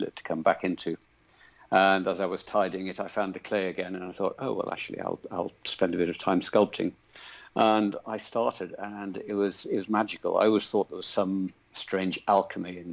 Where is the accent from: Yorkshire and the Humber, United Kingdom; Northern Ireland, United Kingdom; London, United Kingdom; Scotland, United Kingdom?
Yorkshire and the Humber, United Kingdom; Scarborough; also born or lived in York; I was born just outside York, but we had rented a farm just outside Scarborough on the east coast